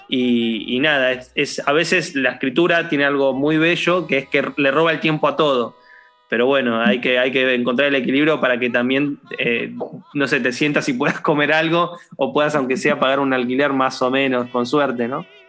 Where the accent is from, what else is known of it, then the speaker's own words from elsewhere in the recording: Argentina; a mí como argentino